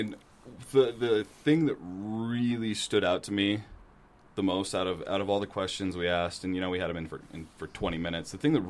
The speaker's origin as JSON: {"language": "English", "area": "Cache Valley", "region": "Utah", "country": "United States", "tie": "born or raised there", "said": "growing up in the Valley and growing up watching Aggie football"}